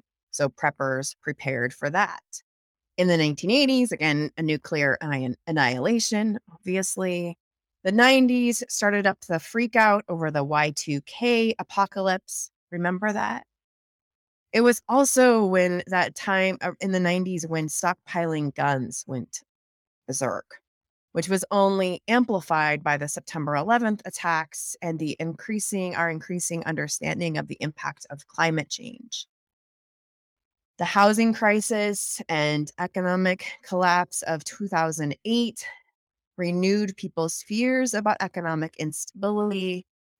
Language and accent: English; the Northwest, Pacific Northwest, United States; moved away; also born or lived in Colorado; I grew up in the Northwest